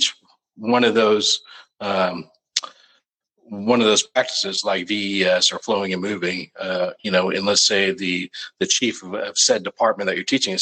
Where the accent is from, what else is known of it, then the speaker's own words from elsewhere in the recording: Arlington, Texas, United States; I'm from Arlington, Texas. I was adopted when I was a young baby, but I grew up in Arlington, Texas.